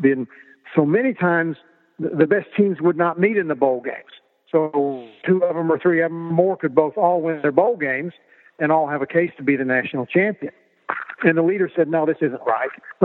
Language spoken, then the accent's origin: English; Oklahoma, United States; grew up in a small town in Oklahoma where sports was number one on everybody's radar screen